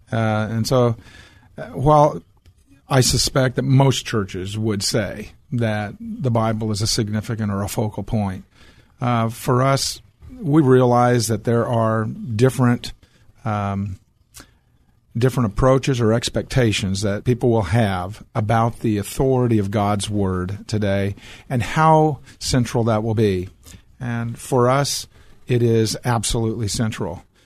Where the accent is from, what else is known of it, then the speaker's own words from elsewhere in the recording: Portland, Oregon, United States; now in Texas, United States; I was born in Portland, Oregon